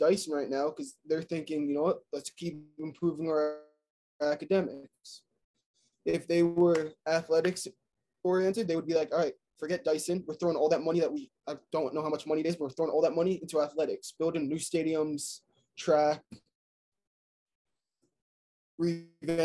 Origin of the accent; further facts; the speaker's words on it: Miami, Florida, United States; moved away; also born or lived in New Jersey; I'm originally from Miami